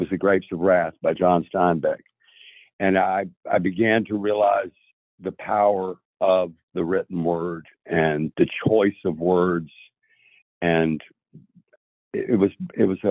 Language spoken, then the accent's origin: English; Tybee Island, Georgia, United States; moved away as an adult; also born or lived in Columbia, South Carolina; now in Nashville, United States; we moved from Columbia, South Carolina, back to Tybee Island, Georgia, and those were my formative years. I was beginning 11th grade